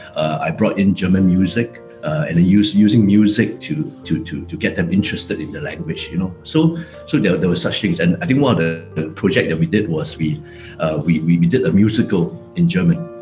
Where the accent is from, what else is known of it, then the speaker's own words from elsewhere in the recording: Singapore; moved away as an adult; also born or lived in Chongqing, China; now in Shanghai, China; I, used to think that I'm a Singaporean, so I'm Chinese